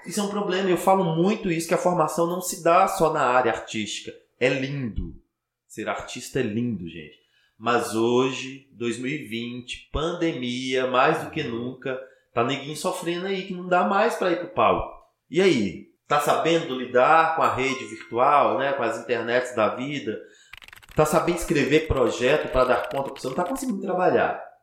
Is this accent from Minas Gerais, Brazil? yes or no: yes; Teófilo Otoni, Minas Gerais, Brazil; also born or lived in Belo Horizonte; eu sou de Teoflotone